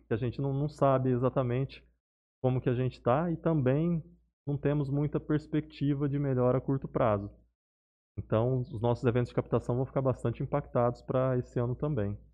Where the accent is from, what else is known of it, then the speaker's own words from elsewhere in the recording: Barretos, São Paulo, Brazil; moved away as an adult; now in Jales, Brazil; eu sou natural de Barretos